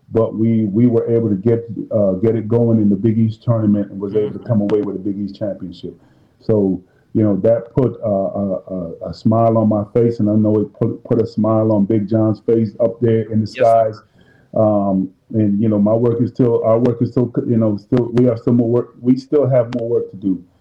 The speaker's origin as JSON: {"language": "English", "country": "Jamaica", "said": "You know, since I'm Jamaican, I'm making some curry gold or some curry chicken"}